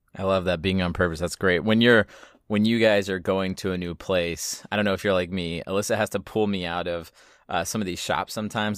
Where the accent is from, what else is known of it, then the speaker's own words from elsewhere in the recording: Southeast Texas, United States; I grew up in Southeast Texas